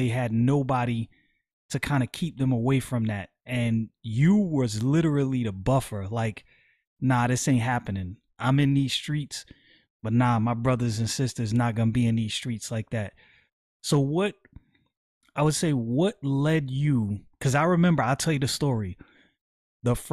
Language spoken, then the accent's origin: English; New York City, New York, United States; moved away; growing up in Brooklyn